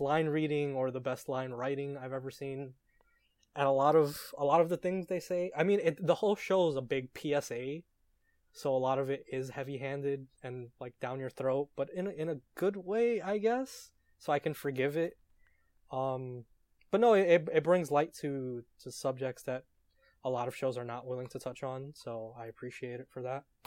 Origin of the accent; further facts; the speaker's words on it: New York City, New York, United States; I hail from New York City, A K A Real America